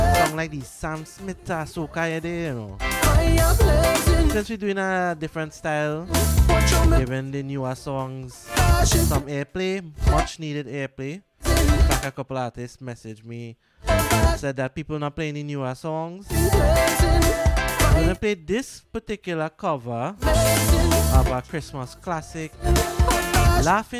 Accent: Trinidad & Tobago; I am from Trinidad

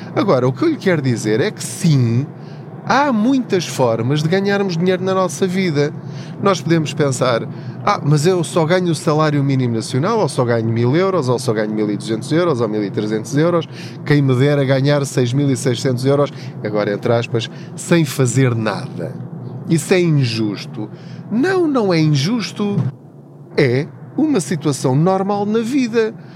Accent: Covilhã, Centro, Portugal; moved away as an adult; now in Lisbon, Portugal; eu sou da Covilhã, da zona da Covilhã, de uma aldeia chamada Paul, de uma terriola um bocadinho maior ao lado, uma vila chamada Tortuzendo

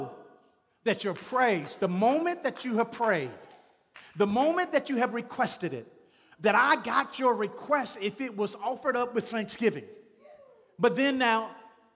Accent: Shreveport, Louisiana, United States; I'm from Shreveport, Louisiana.

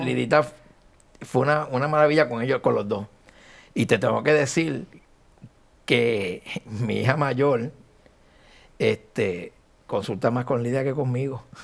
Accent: Añasco, Puerto Rico; mi pueblo de Añasco

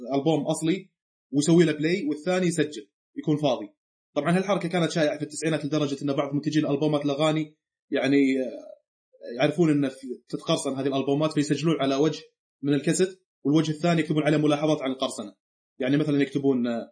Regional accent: Saudi Arabia; عندنا في السعوديه

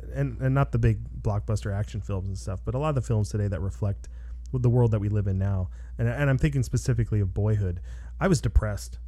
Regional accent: Los Angeles, California, United States; I live in Los Angeles. I'm from Los Angeles

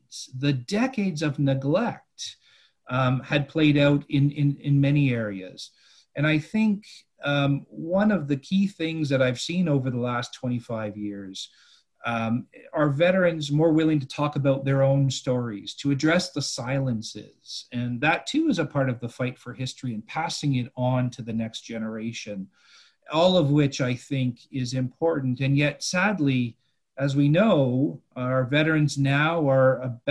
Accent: Ottawa, Ontario, Canada; I grew up in Ottawa

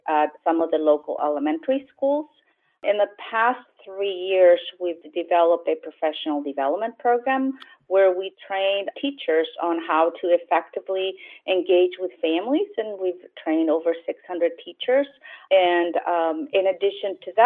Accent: Chile; also born or lived in Los Angeles, United States; now in San Jose, United States; I was born originally in Chile, and I moved to the United States about 35 years ago, lived in Los Angeles for 15 years, and then moved to San Jose

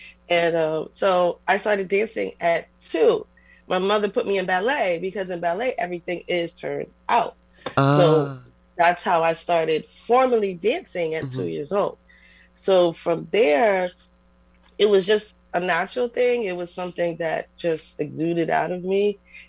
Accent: New York City, New York, United States; So me and my brothers, we were raised in New York.

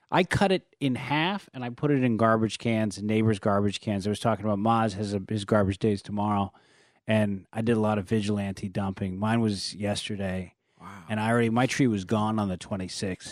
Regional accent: San Francisco, California, United States; now in Los Angeles, United States; I'm from San Francisco, where you have districts

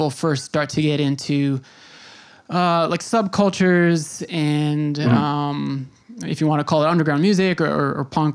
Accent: Long Island, New York, United States; I grew up on Long Island, and there's a town called Center Reach

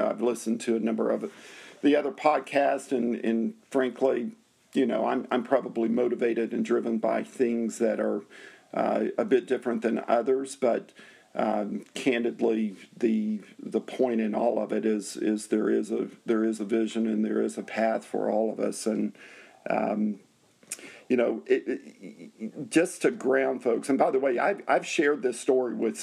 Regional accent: Nashville, Tennessee, United States; I grew up in Nashville, Tennessee

